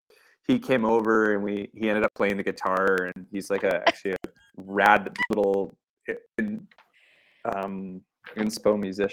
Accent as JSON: {"language": "English", "town": "Vancouver", "region": "British Columbia", "country": "Canada", "said": "But I was on the outskirts of Vancouver. There's something, maybe it's like I'm Canadian and I enjoy my space"}